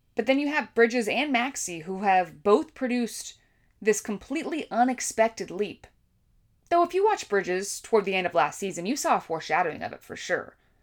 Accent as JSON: {"language": "English", "region": "California", "country": "United States", "tie": "born or raised there", "said": "I grew up on the West Coast in California"}